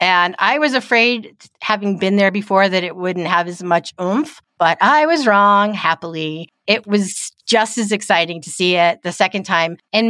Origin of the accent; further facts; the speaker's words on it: Kansas City, Missouri, United States; we're from Kansas City, but that's not where most of our listeners are.